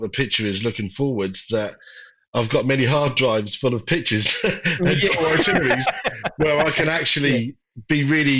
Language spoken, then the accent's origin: English; Norwich, East of England, United Kingdom; moved away as an adult; now in Liverpool, United Kingdom; Originally, no, I'm from Norwich in Norfolk. But I moved to Liverpool in 1994.